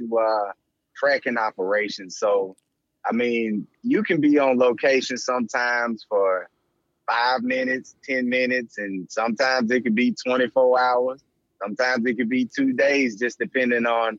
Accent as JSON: {"language": "English", "region": "Mississippi", "country": "United States", "said": "And I'm from Mississippi, man, small town in Mississippi."}